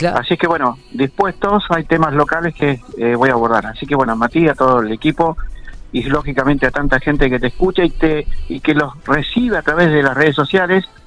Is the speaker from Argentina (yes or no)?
yes; General Pico, La Pampa, Argentina; somos acá de Pico